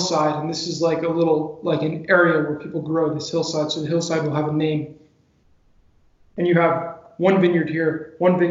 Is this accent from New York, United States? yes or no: yes; New York area, United States; moved away as an adult; also born or lived in New England; now in Monterrey, Mexico; I live in Monterrey, Mexico, and I'm originally from the New York area